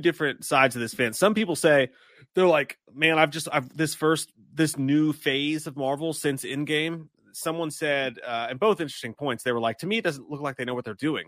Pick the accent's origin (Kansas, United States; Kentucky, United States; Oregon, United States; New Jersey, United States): Kentucky, United States; I am from Kentucky